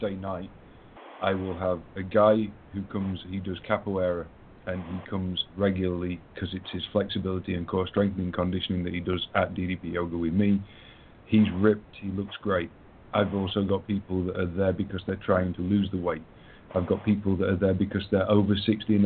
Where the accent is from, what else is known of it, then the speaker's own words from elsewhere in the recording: England, United Kingdom; I'm English.